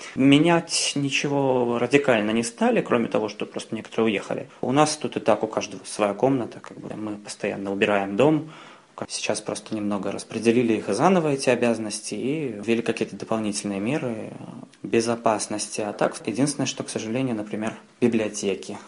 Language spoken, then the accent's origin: Russian; Minsk, Belarus; moved away as an adult; now in Paris, France; я из Минска, из Беларуси. И я второй год живу сейчас в Париже